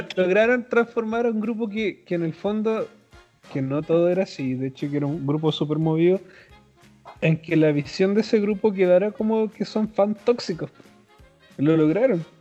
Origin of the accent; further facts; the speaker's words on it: Chile; somos de Chile